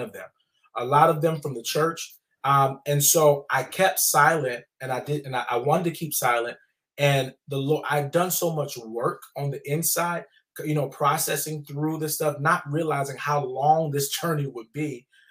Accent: the South, United States; I grew up in the South

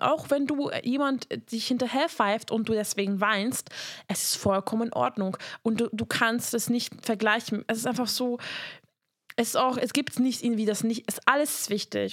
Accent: Hungary; moved away; ich komme aus Ungarn

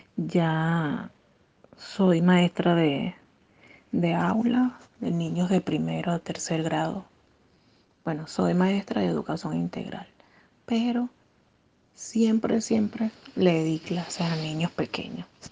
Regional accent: Cumaná, Sucre, Venezuela; moved away as an adult; now in Peru; del estado de donde yo soy, porque soy de Cumaná, Estado Sucre.

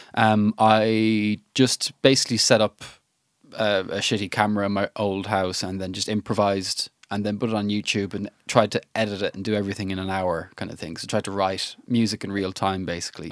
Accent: Ireland; I'm an Irish lad

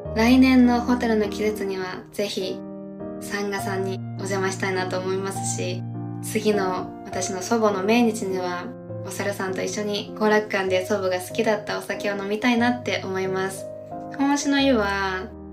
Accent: Tokyo, Japan; also born or lived in United States; 東京の下町出身なのでね

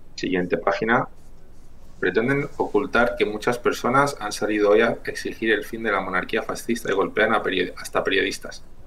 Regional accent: Chile; now in Spain; mi familia es de campo y aparte somos de Chile, o sea que imaginaros la zona rural de los Andes

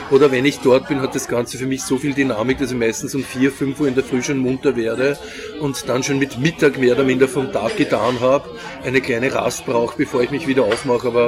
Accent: Vienna, Austria; Ein Wiener Original, ein transdanubisches.

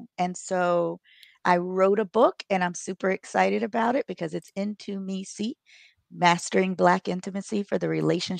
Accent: Buffalo, New York, United States; also born or lived in Maryland; now in Charleston, United States; I'm originally from Buffalo, New York via Maryland, and I now live in Charleston, South Carolina.

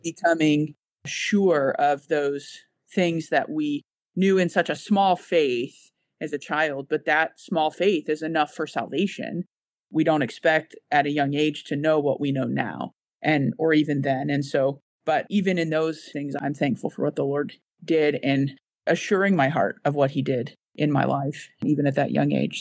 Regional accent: United States; moved away as an adult; now in Boston, United Kingdom; I am one

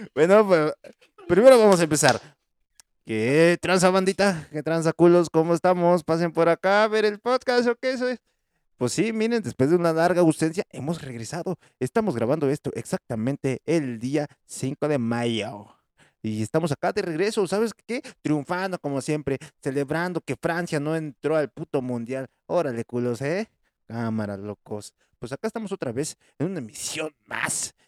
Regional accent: Puebla, Mexico; en mi tierrita natal, en mi chula en mi hermosa, en mi heroica, en la que fue creada por Los Ángeles

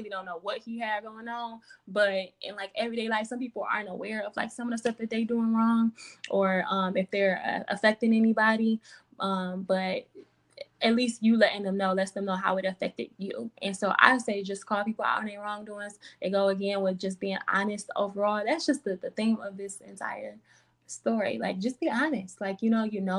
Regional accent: Michigan, United States; I'm from Michigan, live in Detroit

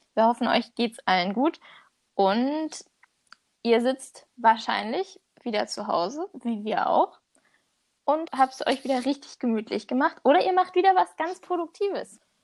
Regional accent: Germany; als Deutscher

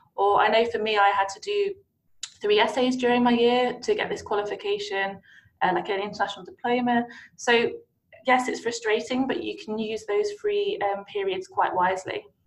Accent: Nottinghamshire, East Midlands, United Kingdom; I I grew up mainly in Nottinghamshire

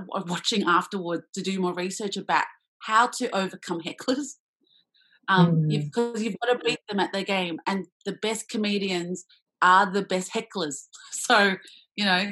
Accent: Australia; being Australian, Asian

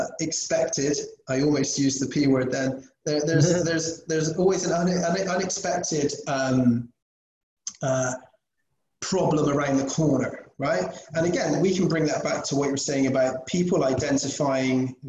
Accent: England, United Kingdom; moved away; we're English, British.

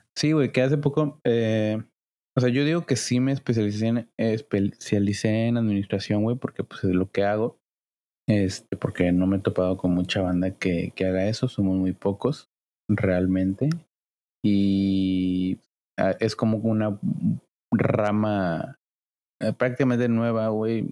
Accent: Cancún, Quintana Roo, Mexico; yo soy de Cancún

